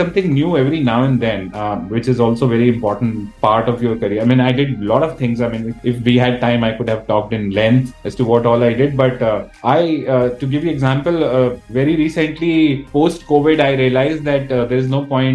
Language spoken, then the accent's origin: English; India; being an Indian